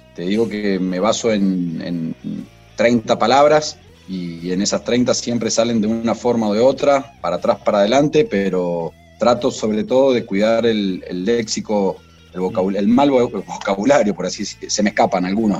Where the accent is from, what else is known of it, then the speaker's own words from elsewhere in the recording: Maipú, Mendoza, Argentina; also born or lived in Cruz de Piedra; Yo nací en la ciudad de Mendoza y desde muy chiquito me vine a vivir a Maipú